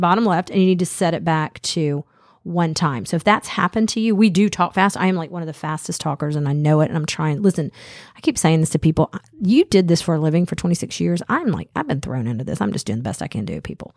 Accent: Smyrna, Georgia, United States; Dennis and I grew up in Smyrna, and we both went to Campbell High School.

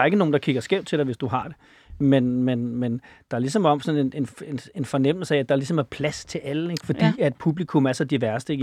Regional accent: Copenhagen, Capital Region of Denmark, Denmark; fra Valby

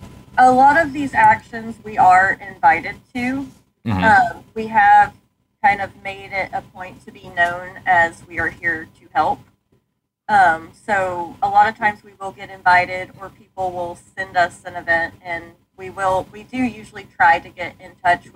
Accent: Texas, United States; Like I grew up in North Texas.

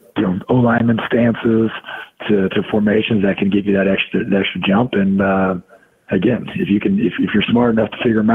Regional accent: Santa Clara, California, United States; I got to end my career, you know, where I grew up playing ball in Santa Clara, you know, in the Bay Area.

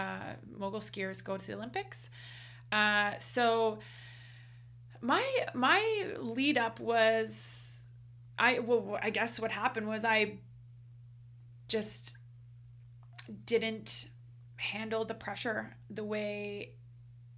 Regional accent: Canada; we are Canadian

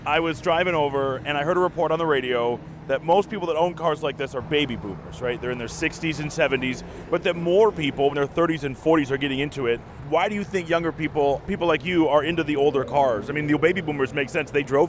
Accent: Macomb County, Michigan, United States; I grew up in Macomb County

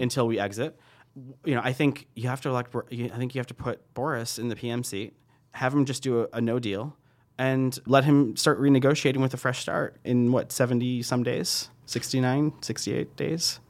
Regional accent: United States

